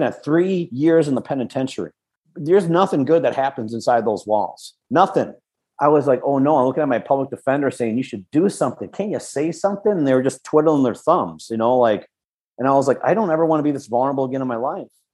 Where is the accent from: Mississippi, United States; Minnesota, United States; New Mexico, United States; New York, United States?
Minnesota, United States; West St. Paul; also born or lived in California; I grew up in West St. Paul.